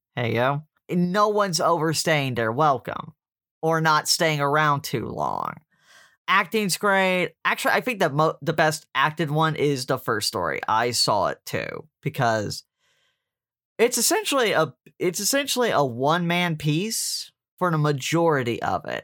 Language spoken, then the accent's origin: English; Deep South, United States; I grew up in the Catholic Church in the Deep South